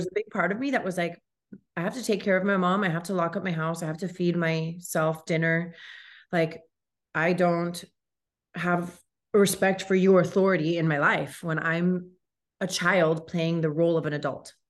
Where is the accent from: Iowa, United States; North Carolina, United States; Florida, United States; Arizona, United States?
Florida, United States; Miami; I grew up here in Miami, born and raised, grew up in Kendall